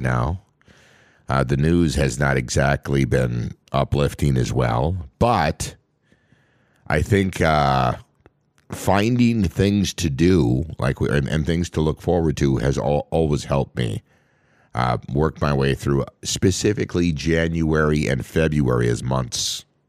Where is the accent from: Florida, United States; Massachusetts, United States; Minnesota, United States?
Minnesota, United States; born and raised in Minnesota